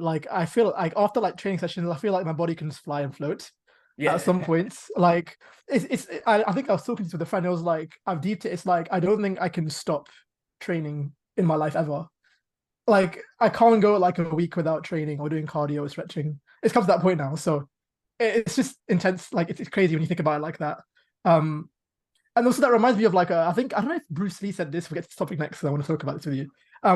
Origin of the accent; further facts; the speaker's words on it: Pakistan; I'm Pakistani.